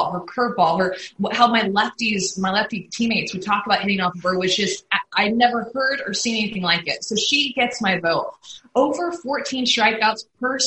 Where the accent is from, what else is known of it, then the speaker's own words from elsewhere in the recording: Houston, Texas, United States; I grew up in Houston